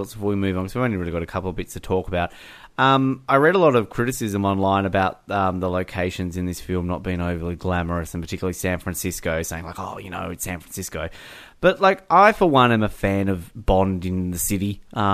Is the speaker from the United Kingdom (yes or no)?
yes; England, United Kingdom; I'm English.